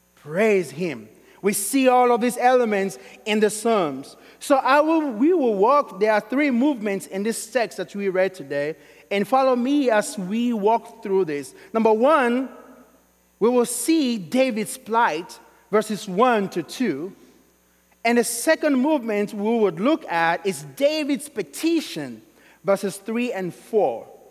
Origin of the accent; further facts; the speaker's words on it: Sierra Leone; now in Kentucky, United States; I'm originally from Sierra Leone